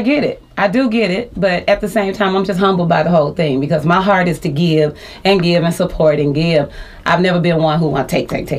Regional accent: Las Vegas, Nevada, United States; Born and raised in Las Vegas.

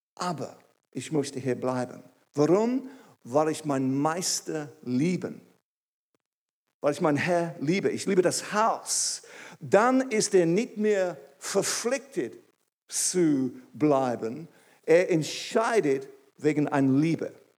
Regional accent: England, United Kingdom; German is a second language; moved away as an adult; now in Switzerland; Ich bin ursprünglich aus England. Vielleicht merkt es irgendwie. Und ich habe Deutsch gelernt in der Schweiz

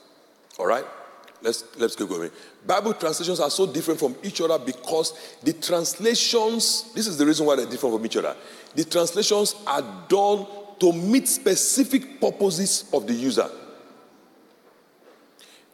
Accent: Nigeria; first language Yoruba; English is a second language; So I speak, my native language is Yoruba, and I speak English language.

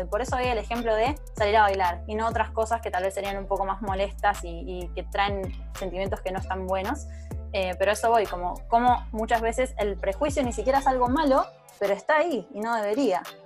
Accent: Argentina

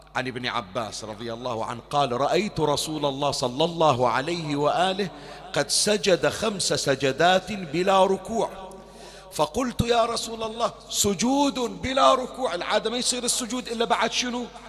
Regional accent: Bahrain; احنا عندنا حسينيات بالبحرين

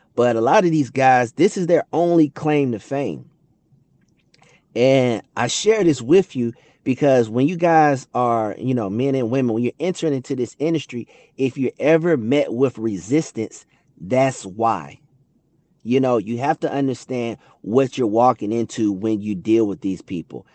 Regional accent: Atlanta, Georgia, United States; growing up in Atlanta

